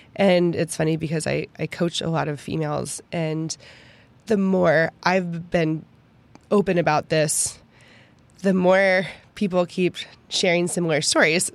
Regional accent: Pittsburgh, Pennsylvania, United States; moved away as an adult; also born or lived in Kansas; now in Texas, United States; I had never left Pittsburgh before. And I have not changed so much in my entire life since I moved from Pittsburgh

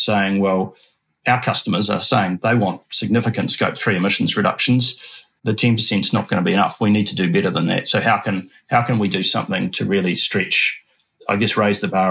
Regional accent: Oamaru, Otago, New Zealand; also born or lived in United Kingdom; I was born and brought up in Oamaru, Oamaru, as it's now said, on a small sheep farm

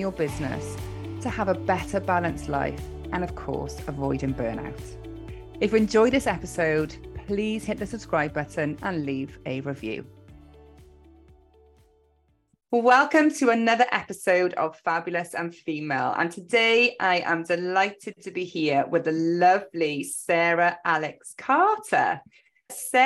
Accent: Welsh, Wales, United Kingdom; also born or lived in Cardiff; we are both Welsh

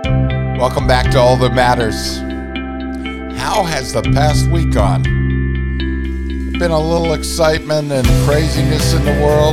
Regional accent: Vermont, United States; Mine is connected to my home state. And when I was a little boy, I sat on the knee of a poet, Robert Frost, because my mother was very involved in poetry in Vermont, and published 6 poetry books.

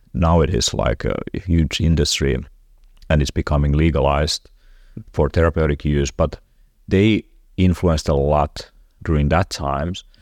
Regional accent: Finland; I'm from Finland

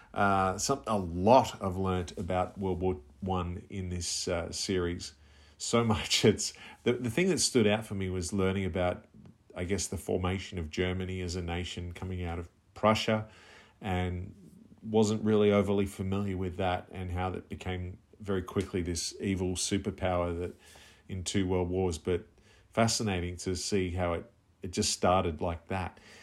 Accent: Melbourne, Victoria, Australia; I'm from Melbourne, Australia

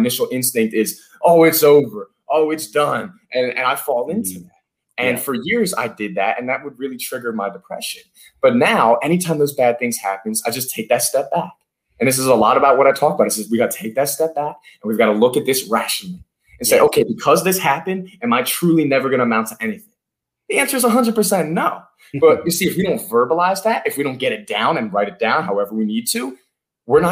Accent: Philadelphia, Pennsylvania, United States; I'm from Philadelphia. I live in Center City, Philadelphia here

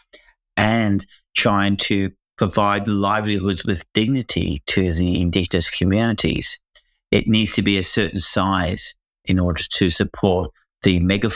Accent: Hong Kong; now in Perth, Australia; I come from Hong Kong, which is, you know, one of the largest metropolises that you can imagine.

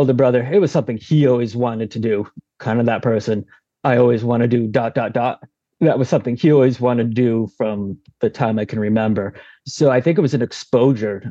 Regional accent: South Portland, Maine, United States; Born right in South Portland, went to high school there, all my schools there

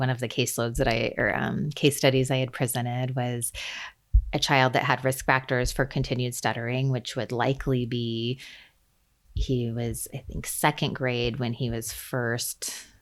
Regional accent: Central California, United States; I grew up in Central California, and in a small mountain community, and I'm now back in the general area where I live

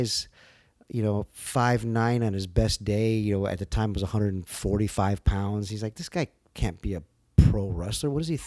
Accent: Los Angeles, California, United States; born or raised there; also born or lived in El Paso, Texas

